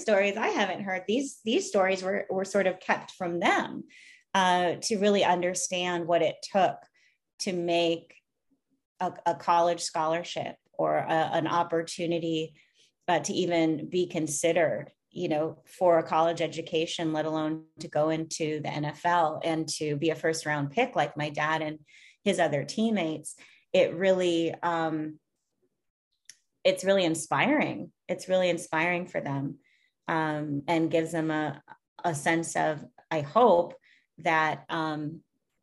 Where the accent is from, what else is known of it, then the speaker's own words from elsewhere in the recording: Minnesota, United States; growing up in Minnesota, I grew up in a predominantly white suburb.